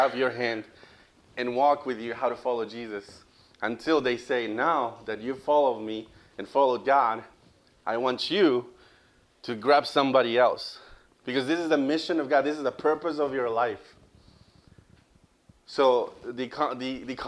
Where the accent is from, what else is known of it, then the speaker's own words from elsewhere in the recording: Costa Rica; moved away as an adult; also born or lived in Louisiana, United States; now in United States; I am from Costa Rica